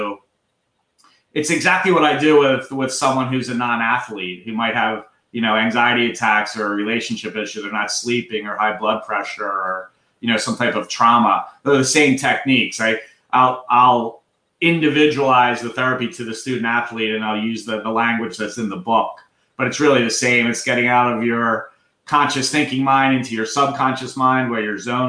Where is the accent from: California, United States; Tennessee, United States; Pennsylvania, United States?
Pennsylvania, United States; Philadelphia; accent: Philadelphia; I'm born and bred in Philadelphia